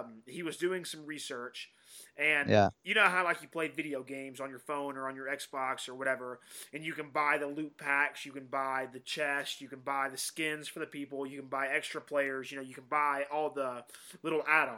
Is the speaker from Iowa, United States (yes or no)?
no; Georgia, United States; There's 3 places in my hometown